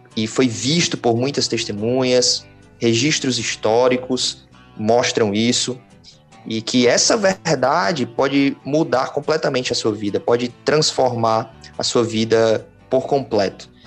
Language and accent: Portuguese; Fortaleza, Ceará, Brazil; moved away as an adult; now in Sobral, Brazil; sou natural de Fortaleza, mas já estou morando aqui em Sobral faz uns dois anos e alguns meses